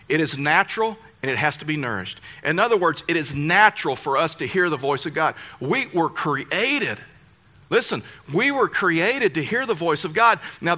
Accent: Deep South, United States; Fact is, I come, and I know you know this, but I come from the Deep South. And you will never understand the culture of the Deep South.

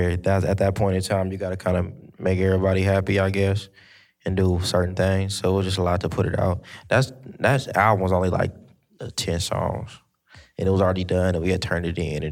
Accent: Long Beach, California, United States; I'm from Long Beach.

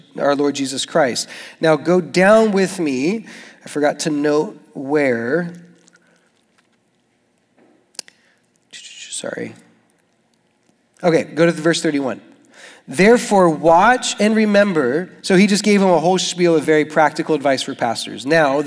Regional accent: Tucson, Arizona, United States; moved away as an adult; now in Jacksonville, United States; I'm from Tucson and my dad is Mexican

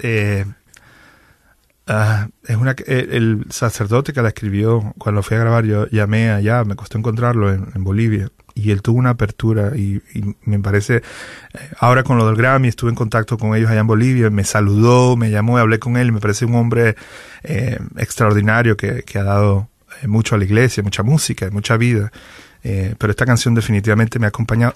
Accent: Venezuela; moved away as an adult; now in Miami, United States; soy venezolano. Eh, tengo más de 20 años ya viviendo en Miami

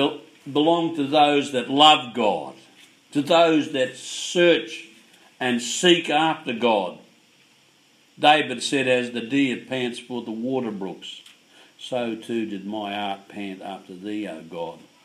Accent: Yorke Peninsula, South Australia, Australia; now in Melbourne, Australia; When I was a kid, when I was unsaved, growing up on York Peninsula on a fishing community

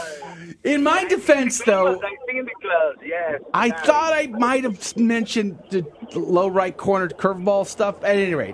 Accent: San Antonio, Texas, United States; I graduated high school from there

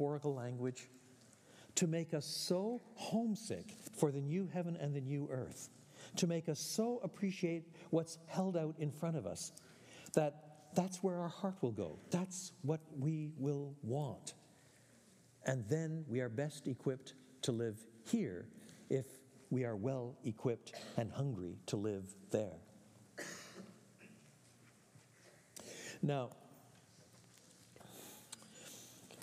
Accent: Quebec, Canada; Although I was born in French Canada, my parents were both born in the British Isles

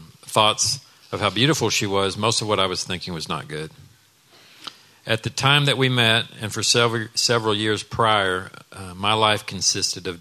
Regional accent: Dallas, Texas, United States; I grew up in Dallas in a home where we knew we were loved

